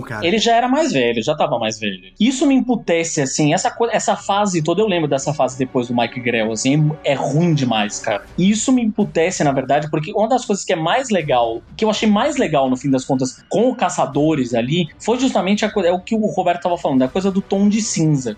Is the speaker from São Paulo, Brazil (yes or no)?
yes; Santos, São Paulo, Brazil; Quando eu comecei a fazer um curso de quadrinhos em Santos, na minha terra natal